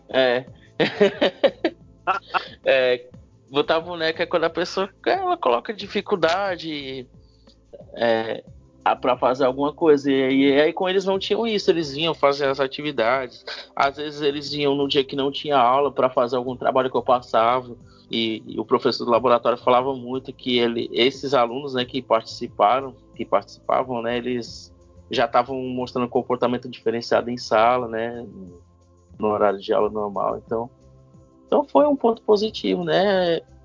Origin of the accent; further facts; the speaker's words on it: Itapajé, Ceará, Brazil; moved away as an adult; now in Sobral, Brazil; eu não sou de Sobral, né? Eu sou de uma cidade chamada Itapajé, que fica a 110 quilômetros de Sobral.